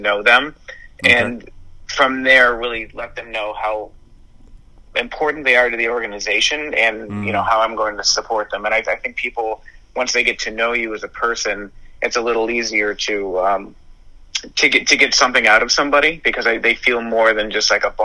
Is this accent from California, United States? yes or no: no; Buffalo, New York, United States; moved away as an adult; now in Westchester, United States; born and raised in Buffalo. I've been there my entire life, and just recently moved down to Westchester.